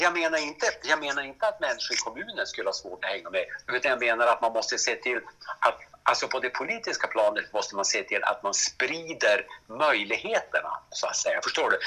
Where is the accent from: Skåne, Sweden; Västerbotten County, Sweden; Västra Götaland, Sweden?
Västerbotten County, Sweden; Vännäsby; jag är ju född i Vänersby och bor fortfarande i Vänersby.